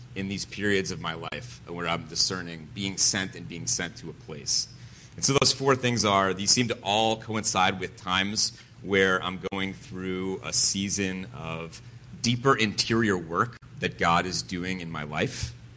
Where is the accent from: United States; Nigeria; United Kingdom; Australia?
United States; Connecticut; I'm from Connecticut. I'm a New Englander.